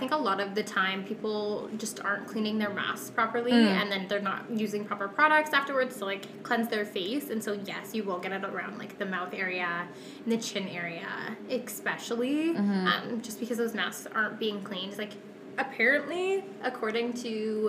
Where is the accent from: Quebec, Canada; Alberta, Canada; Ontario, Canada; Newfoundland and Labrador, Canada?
Alberta, Canada; Calgary; I am from Calgary